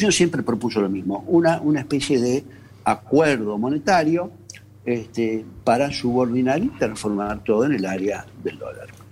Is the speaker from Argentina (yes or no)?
yes; Argentina; como argentinos